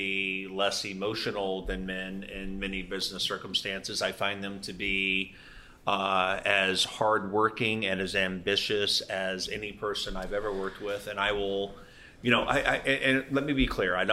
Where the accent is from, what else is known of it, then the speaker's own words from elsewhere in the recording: Louisiana, United States; I grew up in Louisiana.